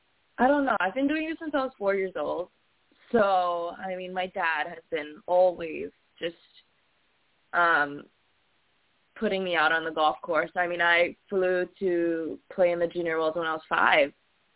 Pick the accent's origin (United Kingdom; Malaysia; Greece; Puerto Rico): Malaysia; Kuala Lumpur; now in California, United States; I'm not Filipino. I'm Malaysian.